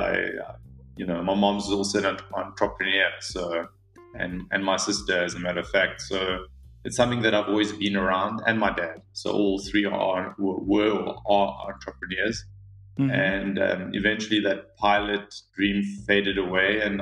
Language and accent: English; South Africa; also born or lived in Mozambique; I probably resonate as being a South African more than I am Mozambican